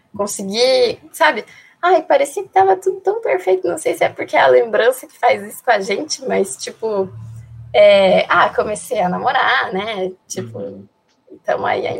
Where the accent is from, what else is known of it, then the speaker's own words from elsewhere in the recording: Palmitos, Santa Catarina, Brazil; also born or lived in Greece; Eu tenho 18 anos e sou de Palmites, Santa Catarina.